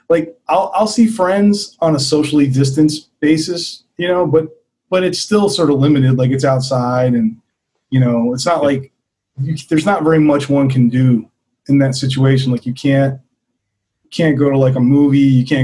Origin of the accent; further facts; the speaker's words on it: East Coast, United States; Well, so I grew up on the East Coast and I pretty much lived there for most of my life.